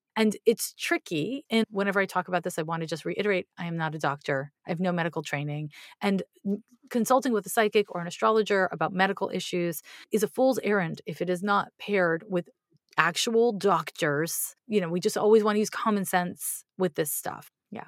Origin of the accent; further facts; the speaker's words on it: Montreal, Quebec, Canada; now in United States; I grew up in Montreal